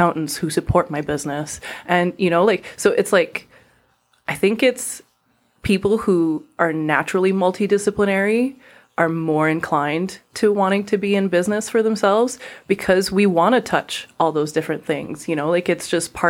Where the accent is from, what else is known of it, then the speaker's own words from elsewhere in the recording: Montreal, Quebec, Canada; first language French; English is a second language; moved away as an adult; also born or lived in Singapore; I'm a Montrealer kind of through and through. I was born in Quebec